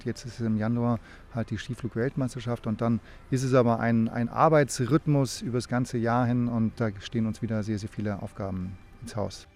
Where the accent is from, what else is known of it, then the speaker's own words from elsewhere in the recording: Northern Germany, Germany; now in Oberstdorf, Germany; wenn man als Norddeutscher hierher kommt